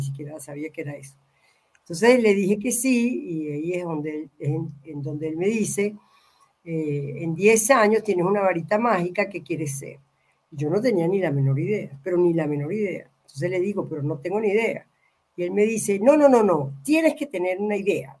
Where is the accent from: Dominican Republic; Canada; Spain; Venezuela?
Venezuela; moved away; also born or lived in Mexico / Argentina; yo soy venezolana